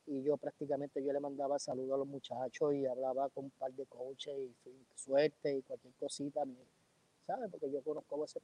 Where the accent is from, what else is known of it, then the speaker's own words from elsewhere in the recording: Puerto Rico; yo, yo soy de un barrio de, de Tobalta, barrio Bucarabón, y muy orgulloso.